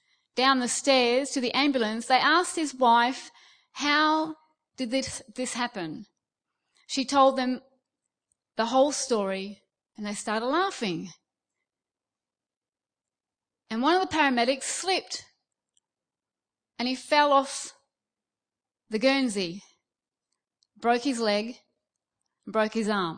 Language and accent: English; Australia; moved away as an adult; now in United Kingdom; Now, I'm Australian, okay? I've been here almost 5 years.